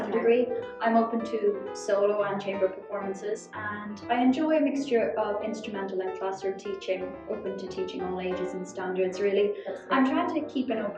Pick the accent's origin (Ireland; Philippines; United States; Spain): Ireland; Cork, Munster; moved away as an adult; now in London, United Kingdom; I'm originally from Cork in Ireland